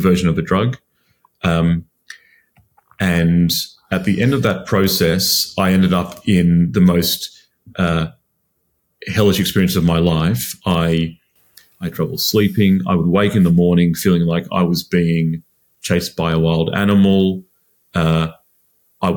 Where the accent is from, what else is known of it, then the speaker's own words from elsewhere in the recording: Sydney, New South Wales, Australia; moved away as an adult; now in London, United Kingdom; I'm another Aussie living in London at the moment. I grew up in Sydney